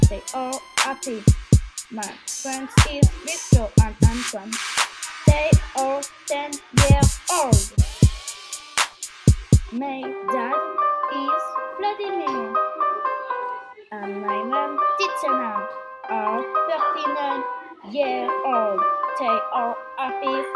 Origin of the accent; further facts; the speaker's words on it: Lausanne, Vaud, Switzerland; English is a second language; We're from Lausanne.